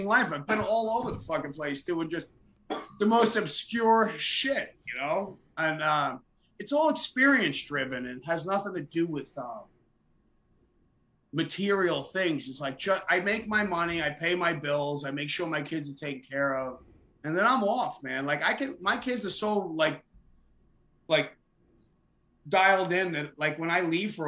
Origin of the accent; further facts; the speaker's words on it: Missoula, Montana, United States; in the middle of Missoula, Montana, because I'm from here